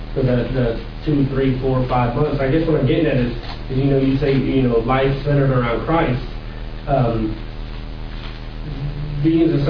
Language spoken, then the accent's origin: English; California, United States; I'm from California.